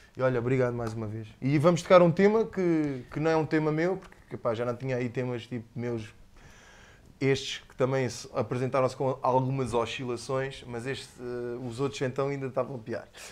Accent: Almancil, Algarve, Portugal; also born or lived in Lisbon / Faro; sou, sou de Lisboa, mas basicamente vim para cá da puto, há 5 ou 6 anos. Uh, praticamente só, só nasci lá, sou, sou, sou praticamente algarvio

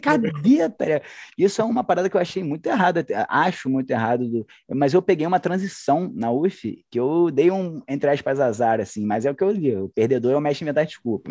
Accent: Niterói, Rio de Janeiro, Brazil; accent: carioca; moved away as an adult; now in Belo Horizonte, Brazil; Universidade Federal Fluminense, lá da minha cidade, Niterói

